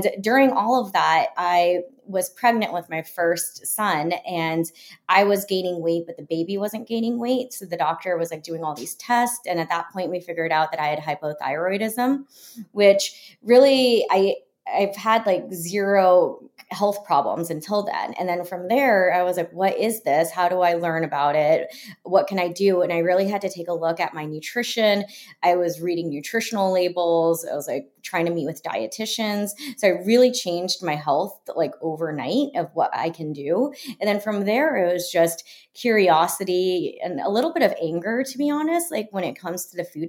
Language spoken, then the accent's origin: English; Florida, United States; I grew up in Florida